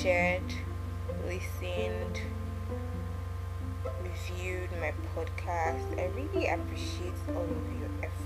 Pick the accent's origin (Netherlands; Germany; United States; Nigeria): Nigeria; Ondo; I'm from Ondo State. I'm a Yoruba girl.